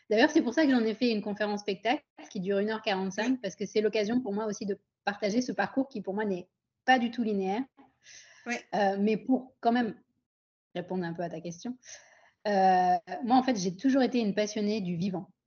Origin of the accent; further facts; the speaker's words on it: Pondicherry, Puducherry, India; also born or lived in France; donc à l'époque, je vivais à Pondichéry, en Inde, puisque mes deux parents sont originaires d'Inde. Je suis née en France, mais à 10 ans, ma famille a décidé de rentrer en Inde.